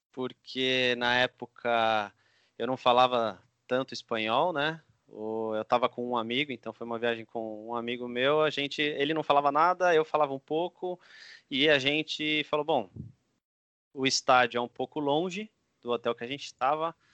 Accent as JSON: {"language": "Portuguese", "country": "Brazil", "said": "falar com a mulher, explicar que, pô, sou brasileiro, tô indo na final do Penharol"}